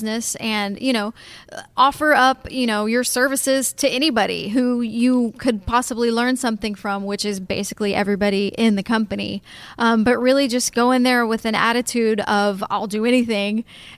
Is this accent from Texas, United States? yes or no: yes; Texas, United States; It was my dream to go to Hawaii since I was a kid, and growing up in Texas, you know, you always went to Florida or you went to South Texas.